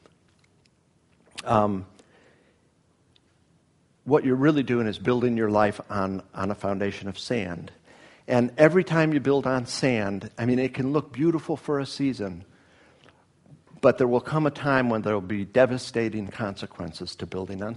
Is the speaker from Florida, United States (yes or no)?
yes; Miami, Florida, United States; moved away; both from unchurched families growing up in Miami